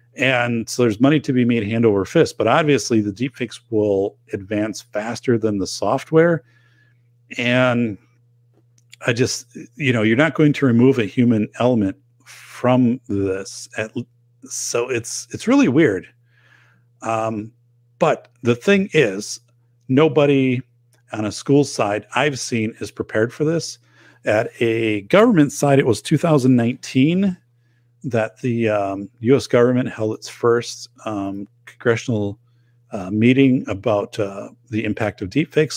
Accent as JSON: {"language": "English", "region": "Wisconsin", "country": "United States", "tie": "born or raised there", "said": "people in my hometown, it shows here quite a bit in Wisconsin"}